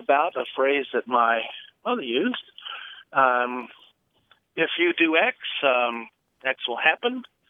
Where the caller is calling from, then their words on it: Zionsville, Indiana, United States; I'm calling you from Zionsville, Indiana.